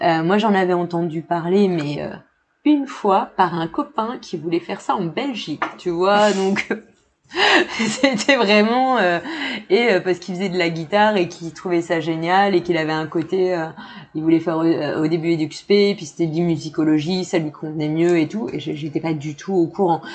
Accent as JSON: {"language": "French", "town": "Le Havre", "region": "Normandy", "country": "France", "tie": "born or raised there", "also_born_or_lived": "Montpellier", "moved": "yes", "said": "je viens du Havre à la base"}